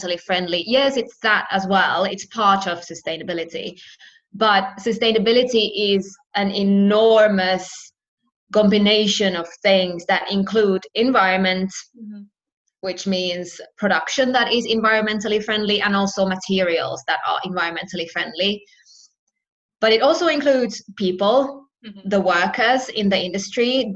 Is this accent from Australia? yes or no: no; Finland; moved away as an adult; also born or lived in United Kingdom; I've lived in the UK and I'm from Finland myself